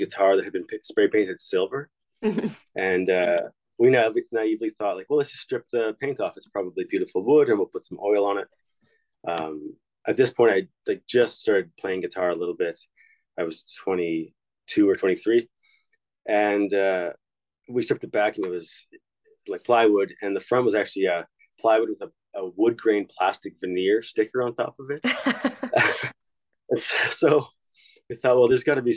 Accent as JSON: {"language": "English", "region": "Saskatchewan", "country": "Canada", "also_born_or_lived": "Montreal", "moved": "as an adult", "lives_now": "Edmonton, Canada", "said": "I moved to Montreal from Saskatchewan. Just looking to move to a bigger center because I'm from a very rural place."}